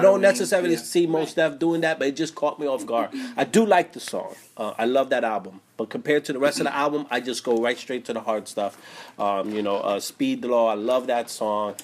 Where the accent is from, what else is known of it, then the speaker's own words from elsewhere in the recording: East Coast, United States; I grew up on the East Coast